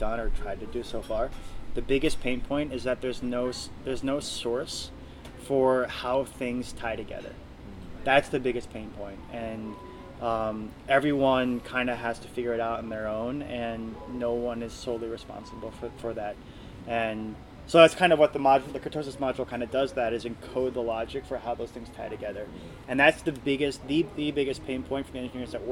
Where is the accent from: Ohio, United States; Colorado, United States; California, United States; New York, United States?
Ohio, United States; moved away as an adult; also born or lived in Abu Dhabi; now in Mexico City, Mexico; I'm from Ohio